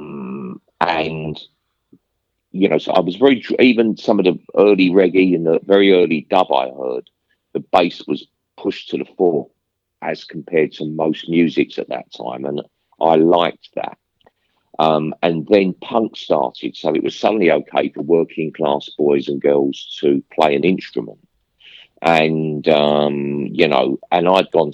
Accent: London, United Kingdom; I come from Stepney, and it was all council flats

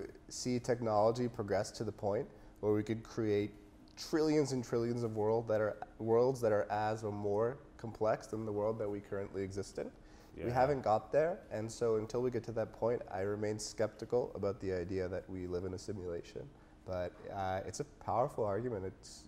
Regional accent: Half Moon Bay, California, United States; I grew up in Half Moon Bay for most of my life, so just near San Francisco, which is a beach town.

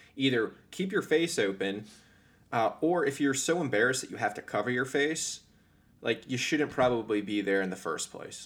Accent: Northern Virginia, United States; I grew up in Northern Virginia.

